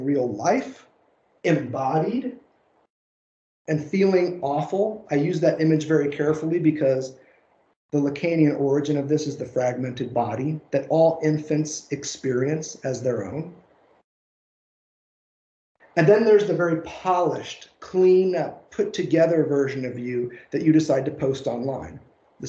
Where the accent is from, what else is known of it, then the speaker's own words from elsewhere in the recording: Southern Indiana, United States; accent: twang; moved away; also born or lived in Tennessee; my Tennessee red dirt upbringing, the fact that I was born and raised in Southern Indiana